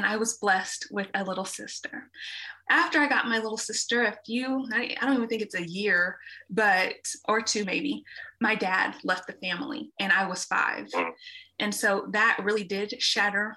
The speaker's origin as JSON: {"language": "English", "town": "Dallas", "region": "Texas", "country": "United States", "tie": "born or raised there", "said": "I was born and raised in Dallas"}